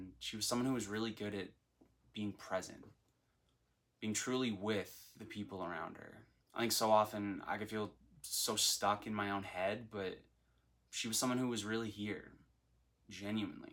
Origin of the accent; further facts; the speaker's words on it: Nassau, New Providence, Bahamas; moved away as an adult; now in Florida, United States; I'm from Nassau, New Providence in the Bahamas